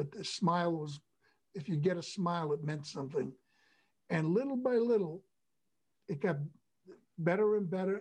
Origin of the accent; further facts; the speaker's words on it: United States; I'm not Canadian. I'm American